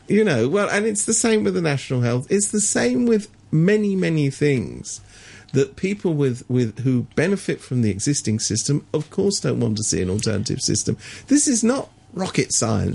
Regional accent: England, United Kingdom; I was brought up in England when we people like me went to university without having to pay for it

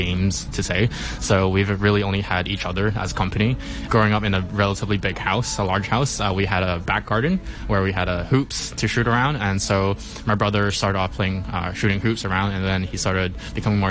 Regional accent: Hong Kong; I was born and raised in Hong Kong

